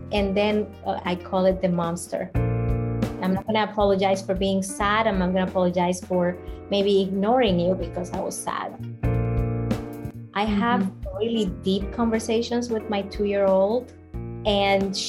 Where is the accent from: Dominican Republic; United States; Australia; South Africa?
Dominican Republic; I grew up in the Dominican Republic in a slum, in extreme poverty